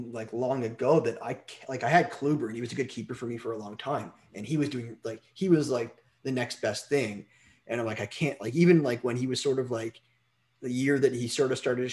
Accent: Canada; I'm from Canada

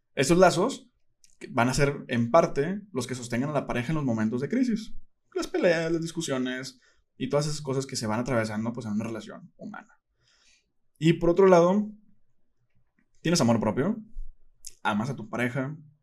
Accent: Monterrey, Nuevo León, Mexico; soy de Monterrey

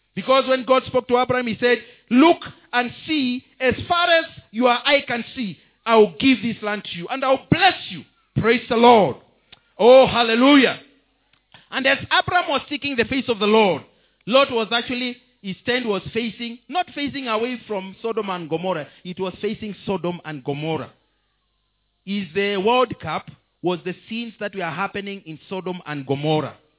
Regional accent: Kenya; I'm a Kenyan citizen

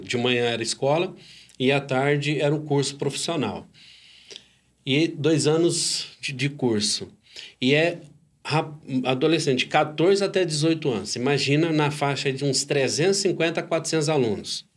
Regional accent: Uberaba, Minas Gerais, Brazil; also born or lived in Turama (ASR), Minas Gerais; Eu sou de Turama, Minas Gerais, sou mineiro

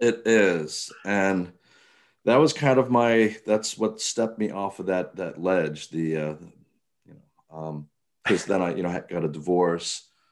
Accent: Cambridge, Maryland, United States; now in Baltimore, United States; I grew up on the Eastern Shore, um, Cambridge, Maryland

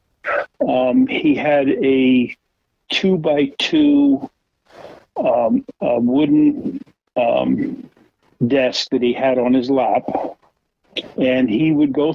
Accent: Vineland, New Jersey, United States; also born or lived in Bridgeton, New Jersey; we started out in Vineland, and then when I graduated from Vineland Christian School, we moved to Bridgeton, and I went to high school in Bridgeton

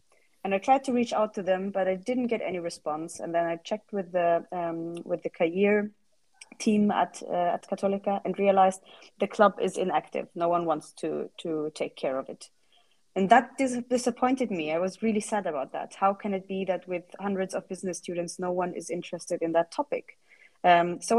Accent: Germany; moved away as an adult; now in Lisbon, Portugal; I'm originally from Germany

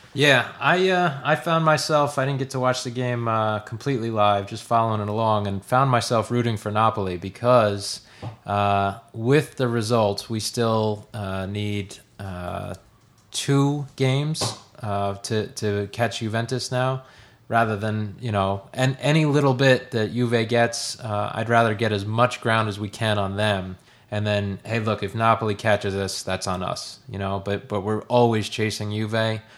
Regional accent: United States; as an American

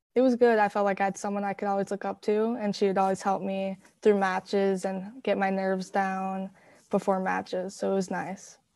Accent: Hastings, Minnesota, United States; also born or lived in Woodbury; I was born in Woodbury. I've always lived in Hastings

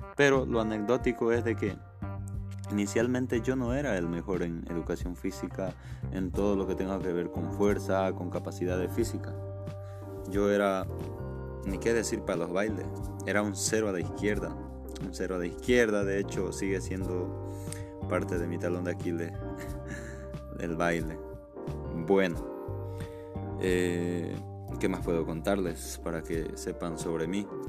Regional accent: Santa Cruz de la Sierra, Santa Cruz, Bolivia; also born or lived in Cochabamba, Bolivia; yo soy nacido el 15 de diciembre de 1992 en la ciudad de Cochabamba, Bolivia. Posterior a ello, me vine, bueno, mis padres se vinieron a Santa Cruz y desde entonces yo me eduqué, me formé

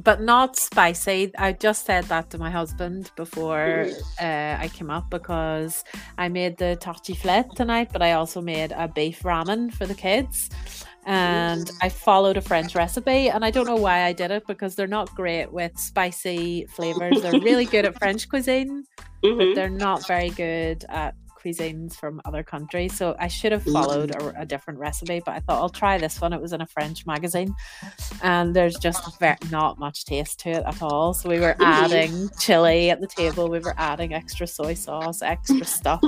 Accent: Northern Ireland, United Kingdom; moved away as an adult; now in France; I'm from Northern Ireland, so we had conflict most of my childhood

